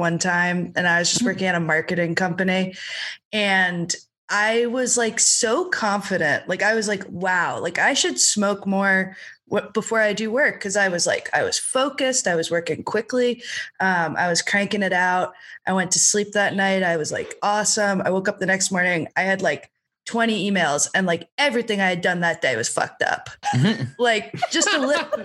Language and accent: English; Philadelphia, Pennsylvania, United States; I'm from Philadelphia, actually.